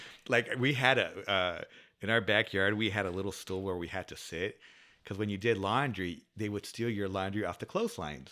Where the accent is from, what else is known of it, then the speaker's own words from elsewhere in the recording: San Diego, California, United States; also born or lived in Coronado; born and raised in San Diego. So I'm a s, s, local San Diegan